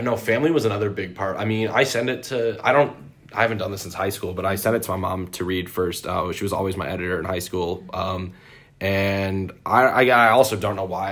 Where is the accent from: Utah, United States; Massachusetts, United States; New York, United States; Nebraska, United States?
New York, United States; Syracuse; I'm from Syracuse, New York